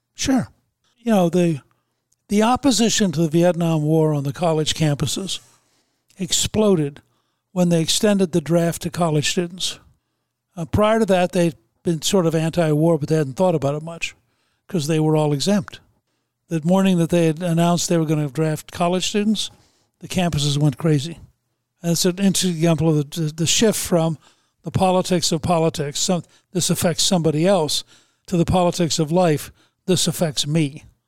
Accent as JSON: {"language": "English", "town": "Harrisburg", "region": "Pennsylvania", "country": "United States", "tie": "born or raised there", "also_born_or_lived": "Georgia", "moved": "yes", "said": "I was born in Harrisburg and my brother still lives there"}